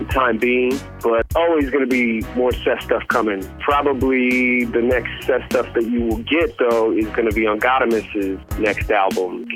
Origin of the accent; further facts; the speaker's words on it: Denver, Colorado, United States; I'm from Denver, Colorado